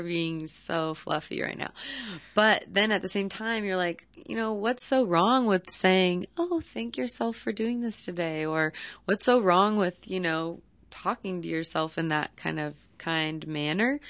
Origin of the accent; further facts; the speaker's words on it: Palo Alto, California, United States; I came back home to my hometown, um, which is Palo Alto, California